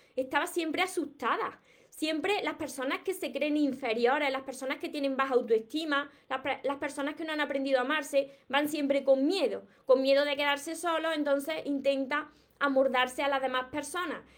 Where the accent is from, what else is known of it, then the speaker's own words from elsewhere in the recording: Córdoba, Andalusia, Spain; accent: Cordoban/Andalusian; yo soy de, del sur de España, de Andalucía, y precisamente soy de Córdoba. Por eso tengo este acento